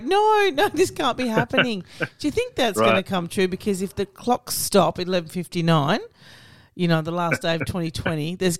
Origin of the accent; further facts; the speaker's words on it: Cyprus; Are there any from Cyprus? That's my home country.